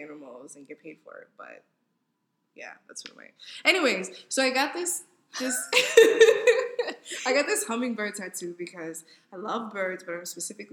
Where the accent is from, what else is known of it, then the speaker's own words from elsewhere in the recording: United States; I'm African American